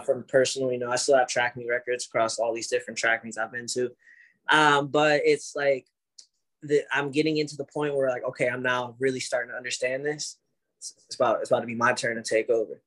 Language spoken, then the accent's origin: English; Ohio, United States; moved away; I'm from Ohio